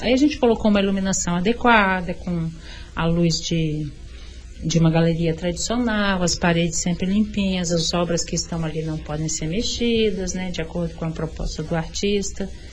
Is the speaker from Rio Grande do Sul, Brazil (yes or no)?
no; Vitória, Espírito Santo, Brazil; Eu sou capixaba, eu sou, de nasci em Vitória, é, eu, eu sou da Ilha do Príncipe, eu nasci na Ilha do Príncipe, né, assim, sou dali, moradora dali